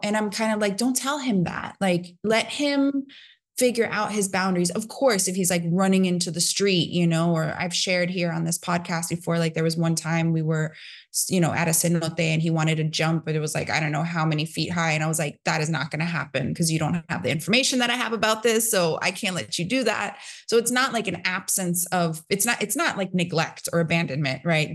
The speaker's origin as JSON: {"language": "English", "town": "New York City", "region": "New York", "country": "United States", "tie": "born or raised there", "said": "I grew up in New York City in a time where it was like, yeah, it was kinda dangerous"}